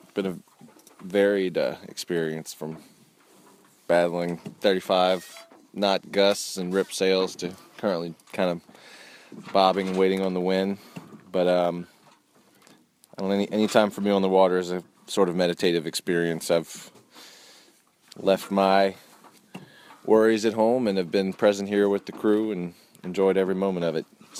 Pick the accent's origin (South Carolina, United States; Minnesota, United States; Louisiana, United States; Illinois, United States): Louisiana, United States; New Orleans; New Orleans, Louisiana.